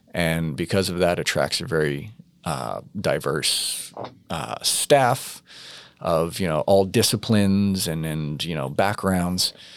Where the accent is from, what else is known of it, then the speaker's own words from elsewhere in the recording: New York, United States; growing up in New York in the eighties